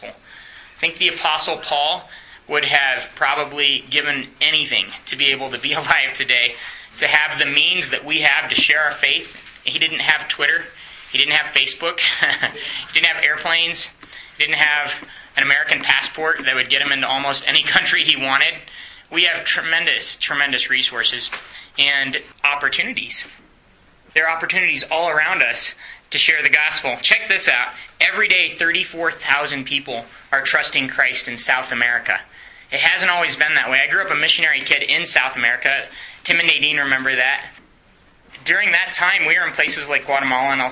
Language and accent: English; Romania; English is a second language; I grew up in Romania.